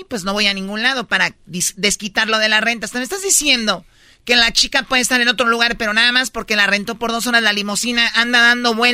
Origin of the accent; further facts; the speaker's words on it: Casas Grandes, Chihuahua, Mexico; Pues somos de Casa Grande, de allá del pueblo viene eh, mi, mi, tío aquí llegó en el 70 y no sé qué, y ya soy tercera generación.